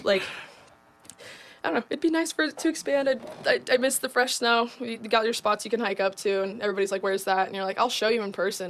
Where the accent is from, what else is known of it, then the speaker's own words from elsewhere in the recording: Idaho, United States; I'm from Idaho.